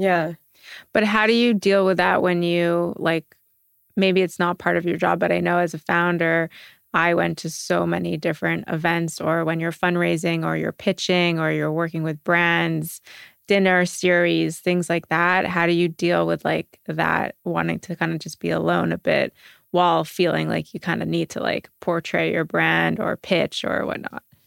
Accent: Montreal, Quebec, Canada; now in New York, United States; I'm from Montreal originally and I grew up where you walk on the street and everyone says, "Good morning,"

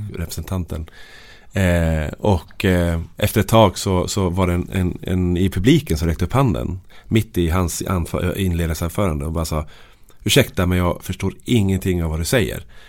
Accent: Sweden; jag är född i Norrsund

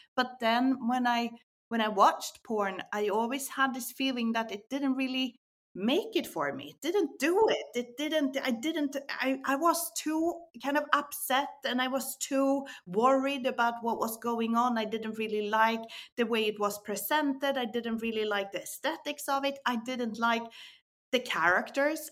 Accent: Sweden; moved away as an adult; also born or lived in Barcelona; I was born in Sweden. Uh, I Eh, studied political science. I moved down to Barcelona when I was in my 20s.

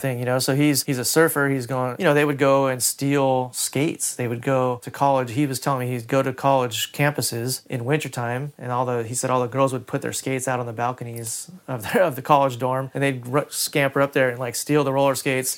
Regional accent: Huntington Beach, California, United States; I grew up in Huntington Beach where it was surf culture

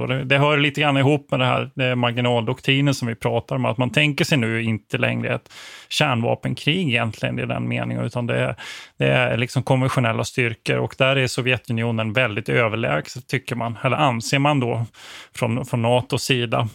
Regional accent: Växjö, Kronoberg County, Sweden; jag är född i Växjö

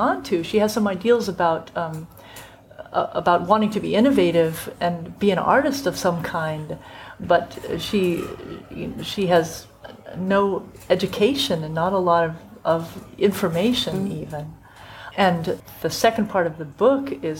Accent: United States; as an American

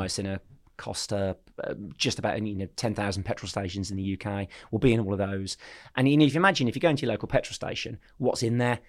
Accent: Birmingham, West Midlands, United Kingdom; also born or lived in Poole; I'm from Birmingham. Um, so I grew up in Hall Green in Birmingham

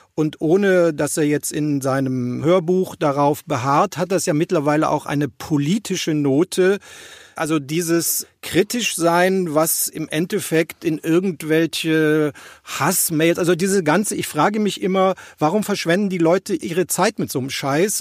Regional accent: Rhineland, Germany; Als Rheinländer

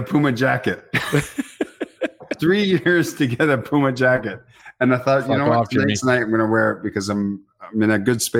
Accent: England, United Kingdom; now in Canada; growing up in England

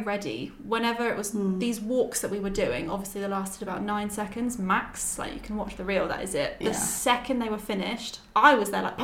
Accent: Brighton, South East England, United Kingdom; Growing up in Brighton

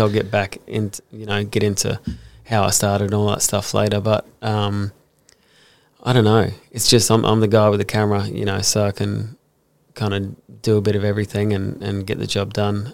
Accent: Brisbane, Queensland, Australia; also born or lived in Gold Coast; I grew up in Brisbane

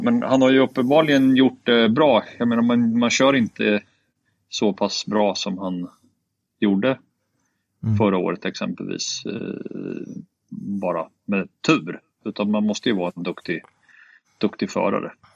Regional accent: Sweden; som svensk

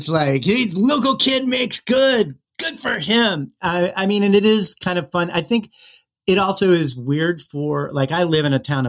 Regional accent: Los Angeles, California, United States; moved away as an adult; also born or lived in Virginia / suburban DC; now in Ohio, United States; I grew up in Southern California in the LA area, and I was living in suburban DC.

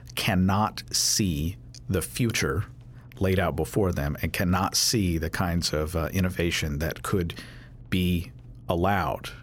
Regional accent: Louisville, Kentucky, United States; I'm from Louisville

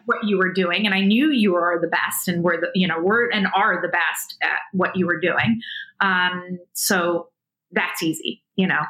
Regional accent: South Africa; being South African

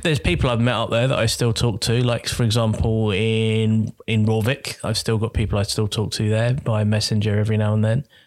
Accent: Croydon, London, United Kingdom; moved away as an adult; now in Norway; my hometown in Croydon.

